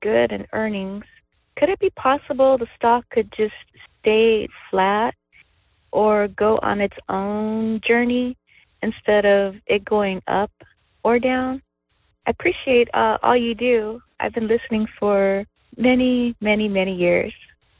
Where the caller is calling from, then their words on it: Northern California, United States; I am calling from Northern California